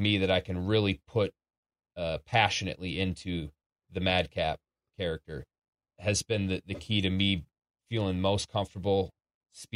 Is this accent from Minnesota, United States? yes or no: yes; Minneapolis, Minnesota, United States; my hometown at the Target Center, where I've grown up and gotten to so many games over the years of the Timberwolves